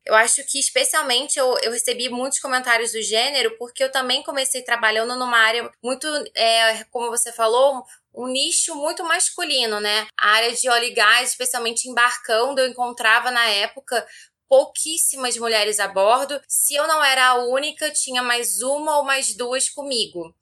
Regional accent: Rio de Janeiro, Brazil; moved away as an adult; now in São Paulo, Brazil; eu sou carioca e fui para São Paulo

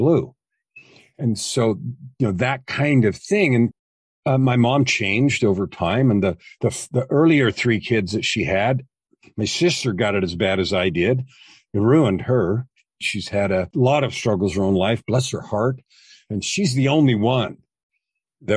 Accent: San Francisco Bay Area, California, United States; I was born in California, San Francisco Bay Area, grew up with two parents

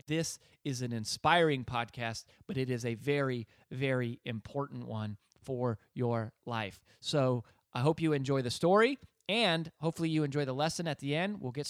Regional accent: Colorado, United States; moved away; She also works for Channel 9 News in Colorado, back in my home state.

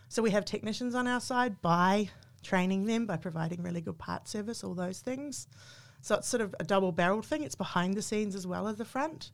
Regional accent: New Zealand; moved away as an adult; now in Australia; I'm a New Zealander. I just became an Australian citizen during the pandemic

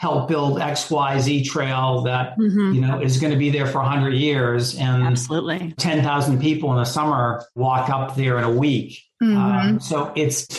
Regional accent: Boston, Massachusetts, United States; I was born in the Dorchester neighborhood in Boston and have lived in the city of Boston most of my life

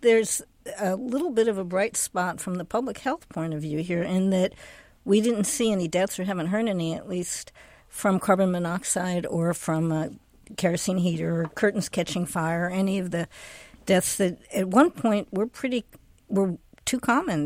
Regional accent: East Coast, United States; now in Seattle, United States; I grew up on the East Coast.

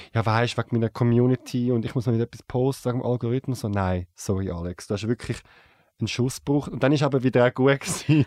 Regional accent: Zurich, Switzerland; Ich bin in Zürich aufgewachsen, im Kreis 8

